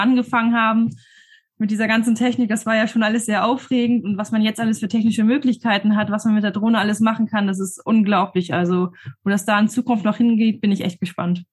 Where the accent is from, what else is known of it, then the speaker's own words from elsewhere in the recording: Horneburg, Lower Saxony, Germany; ich komme aus Horneburg.